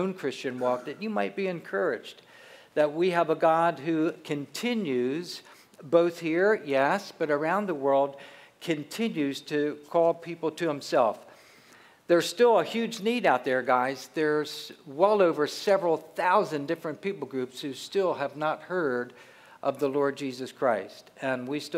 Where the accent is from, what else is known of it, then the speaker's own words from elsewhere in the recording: southern New Jersey, United States; moved away; We grew up in southern New Jersey, so we're from the East Coast.